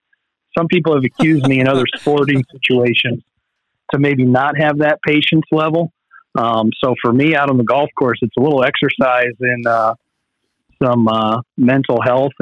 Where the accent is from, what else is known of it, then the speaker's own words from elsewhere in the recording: hometown where Pike Run golf course is, Ohio, United States; Pike Run, which is very nice for me. It's in my hometown. It's where I live